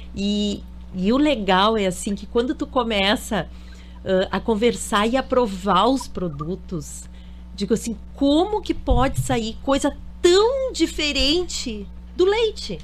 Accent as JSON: {"language": "Portuguese", "town": "Porto Alegre", "region": "Rio Grande do Sul", "country": "Brazil", "moved": "yes", "said": "eu sou de Porto Alegre"}